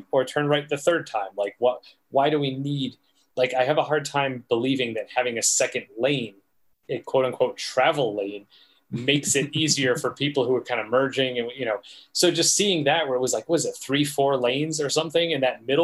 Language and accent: English; New England, United States; I'm from New England, we call them rotaries.